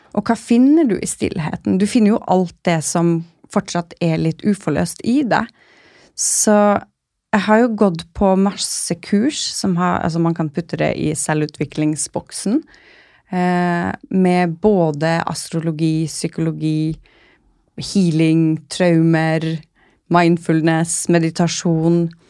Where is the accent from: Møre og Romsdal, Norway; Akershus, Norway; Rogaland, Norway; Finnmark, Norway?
Finnmark, Norway; Kirkenes; moved away as an adult; also born or lived in Oslo; now in Svalbard, Norway; den lå i Kirkenes, så jeg kunne bli værende der jeg kommer fra